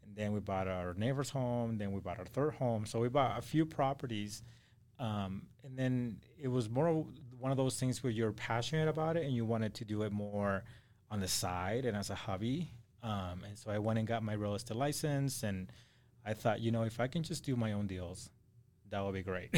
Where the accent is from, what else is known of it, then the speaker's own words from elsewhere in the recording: Acapulco, Guerrero, Mexico; also born or lived in Idaho; now in Salt Lake City, United States; I'm from Acapulco, Mexico